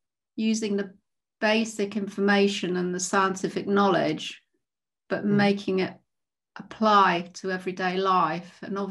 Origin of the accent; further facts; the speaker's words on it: Leeds, Yorkshire and the Humber, United Kingdom; I was born and bred in Leeds in West Yorkshire